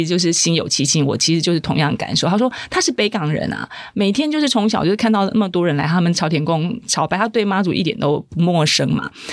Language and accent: Chinese; Taipei, Taiwan; 我们是台北人啊